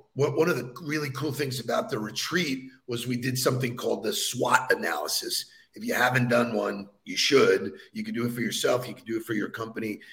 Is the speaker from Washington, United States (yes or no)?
no; Baldwin, New York, United States; my hometown of Baldwin, Long Island